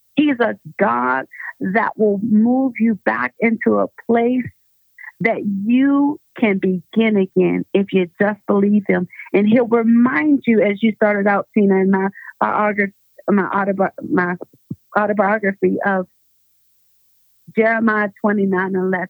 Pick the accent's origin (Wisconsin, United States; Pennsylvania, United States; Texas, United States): Pennsylvania, United States; Pittsburgh; moved away as an adult; now in Denver, United States; I am originally from Pittsburgh, Pennsylvania